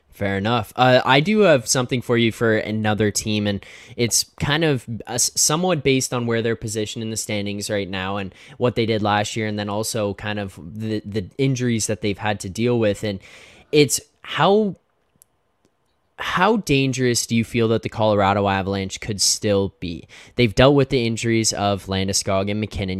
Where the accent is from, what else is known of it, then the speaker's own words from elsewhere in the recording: Canada; I'm Canadian